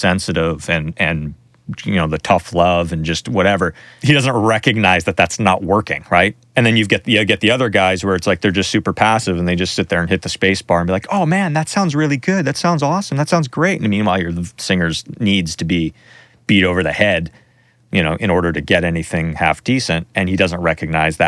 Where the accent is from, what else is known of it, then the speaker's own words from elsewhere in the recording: Canada; I'm from Canada